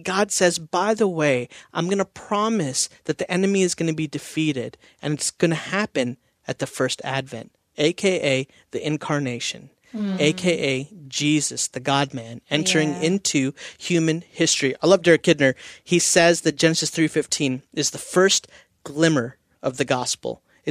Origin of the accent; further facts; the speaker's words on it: India; I'm Indian. We eat Indian food at holidays. Indian cooking takes all day, right?